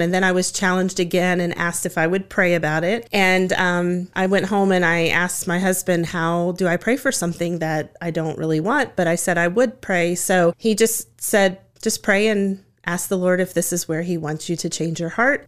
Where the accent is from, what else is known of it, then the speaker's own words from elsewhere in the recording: Woodstock, Virginia, United States; now in Harrisonburg, United States; I grew up in Woodstock in Shenandoah County